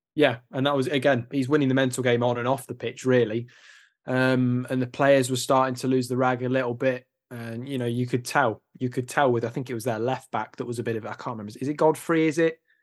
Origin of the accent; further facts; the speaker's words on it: Nottingham, East Midlands, United Kingdom; I'm from Nottingham